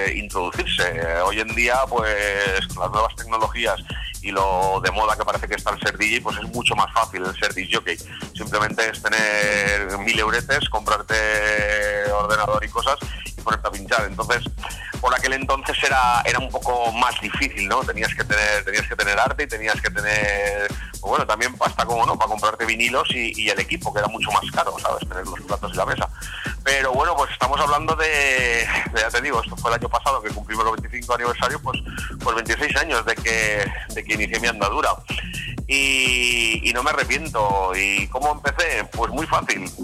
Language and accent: Spanish; Valencia, Valencian Community, Spain; also born or lived in Zaragoza, Aragon; yo soy aragonés de nacimiento, yo soy nacido en Zaragoza, toda mi familia es, aragonesa, eh, estamos repartidos por las tres provincias, pero bueno, la mayor parte la tengo en Zaragoza, pero yo pues de bien pequeño, mis padres por cuestiones de trabajo vivimos aquí a Valencia